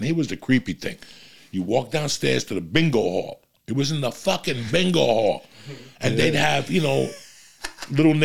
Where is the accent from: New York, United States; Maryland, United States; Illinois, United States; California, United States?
New York, United States; New York City; now in Los Angeles, United States; I grew up smoking weed in New York motherfucking city